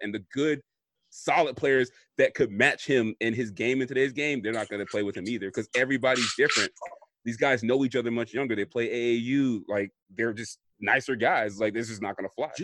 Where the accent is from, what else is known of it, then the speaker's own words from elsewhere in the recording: Florida, United States; when I was growing up, I know we are from Florida